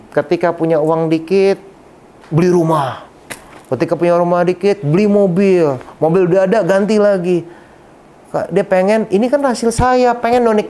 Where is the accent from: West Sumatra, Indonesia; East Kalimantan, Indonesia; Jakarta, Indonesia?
West Sumatra, Indonesia; Padang; Kebetulan saya orang Sumatera Barat, orang Padang gitu ya.